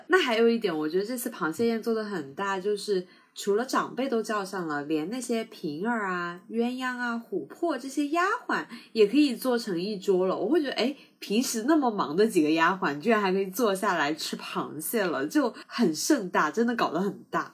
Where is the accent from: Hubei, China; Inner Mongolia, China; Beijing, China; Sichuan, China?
Sichuan, China; moved away; also born or lived in South China; 我是四川人嘛，所以我从小不怎么吃海鲜